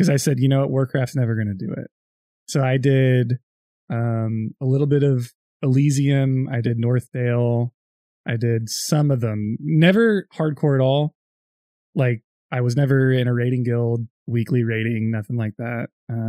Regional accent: California, United States; I'm from California.

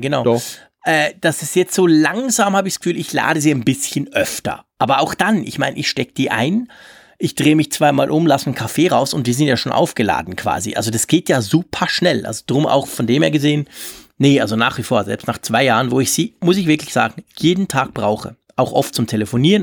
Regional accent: Switzerland; bei uns in der Schweiz

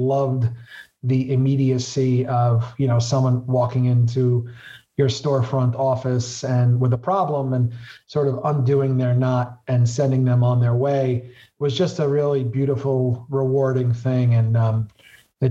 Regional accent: New York City, New York, United States; I represent the neighborhoods where I grew up in Southwest Brooklyn

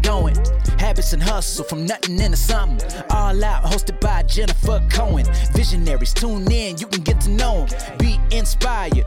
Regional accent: South Florida, United States; I grew up in South Florida

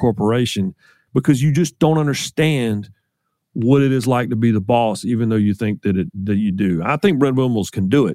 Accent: the South, United States; I was the only Southerner at ESPN back in the 90s

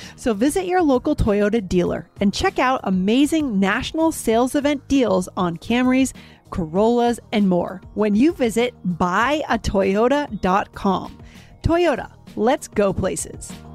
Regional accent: United States; we're both coming from American culture

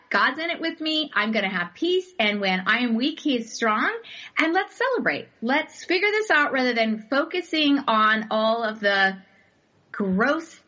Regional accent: Arizona, United States; we're from Arizona

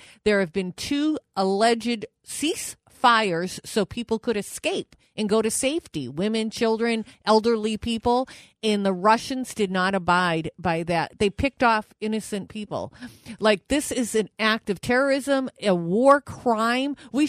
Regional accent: Manchester, New Hampshire, United States; in Manchester, New Hampshire, my hometown

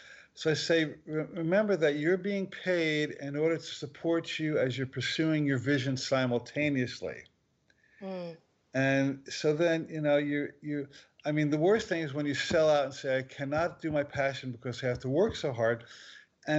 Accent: New Jersey, United States; moved away; also born or lived in Maui; I grew up in New Jersey

